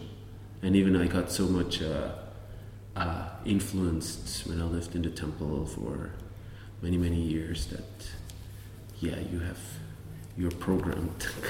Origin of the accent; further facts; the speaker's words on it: Switzerland; moved away as an adult; also born or lived in New York; I grew up here